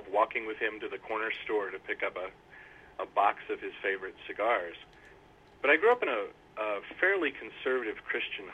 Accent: Centralia, Illinois, United States; also born or lived in Elgin, Illinois; I grew up in southern Illinois in a pretty small town called Centralia, about 2 hours north of the southernmost border of the state, and spent most of my childhood there

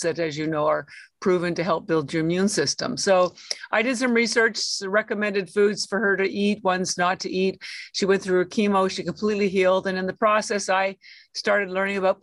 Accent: Canada; moved away as an adult; now in Boston, United States; I'm actually Canadian. I've lived in Boston, which is where I live now, for 33 years, but I am Canadian. All my schooling was in Canada

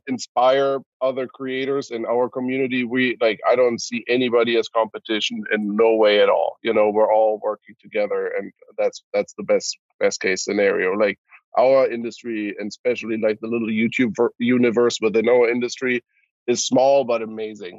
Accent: Cologne, North Rhine-Westphalia, Germany; moved away; I'm born and raised in Cologne, Germany

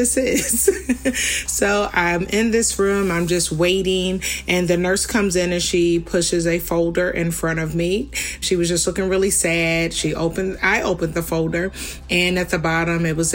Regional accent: Philadelphia, Pennsylvania, United States; now in North Carolina, United States; I'm originally from Philadelphia, Pennsylvania.

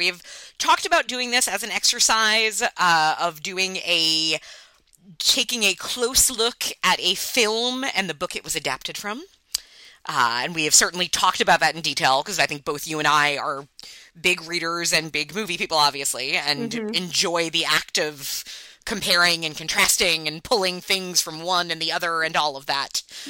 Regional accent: New York, United States; accent: Long Island; Okay, so I'm from Long Island, and Long Island obviously has a lot of accent details, of which you have no doubt heard.

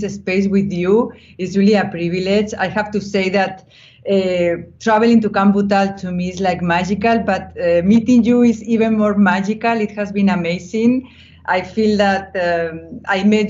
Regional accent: Spain; also born or lived in Brussels, Belgium; I was born of a mother from Colombia and a father from Spain. I was born in Spain

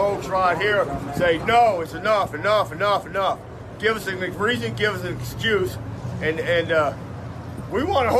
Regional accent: Cincinnati, Ohio, United States; I'm from Cincinnati.

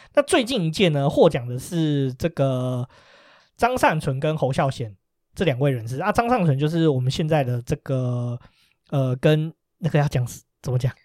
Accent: Taiwan; 我们台湾人

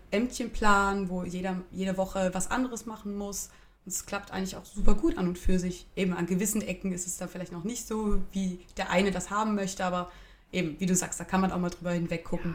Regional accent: Switzerland; Und ich komme dann halt als Schweizerin mit meiner gut bürgerlichen, zum Teil sehr deutschen Küche daher.

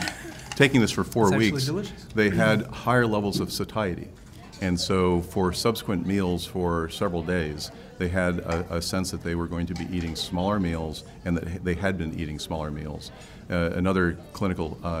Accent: Silicon Valley, California, United States; moved away as an adult; now in New Orleans, United States; I grew up in Silicon Valley

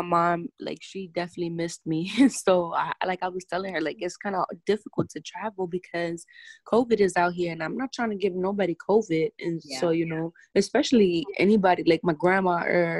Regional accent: New York City, New York, United States; I'm Dominican, and, you know, I grew up in the Bronx

